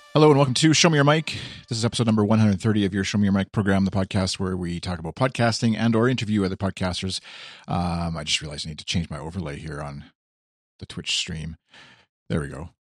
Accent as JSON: {"language": "English", "country": "Canada", "said": "I as the Canadian"}